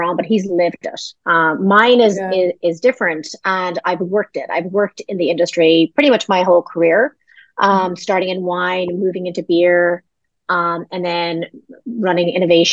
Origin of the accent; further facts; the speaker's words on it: Ireland; moved away; I'm originally Irish